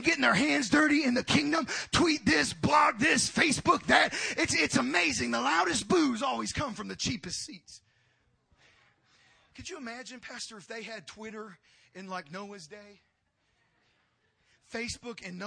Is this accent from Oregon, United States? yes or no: no; Oxnard, California, United States; as a kid growing up on Jackson Street in South Oxnard, California, just outside of Los Angeles